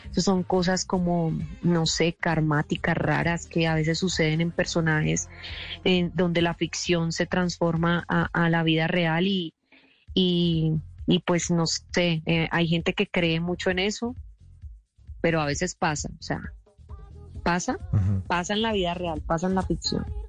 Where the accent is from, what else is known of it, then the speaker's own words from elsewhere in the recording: Colombia; nosotros como colombianos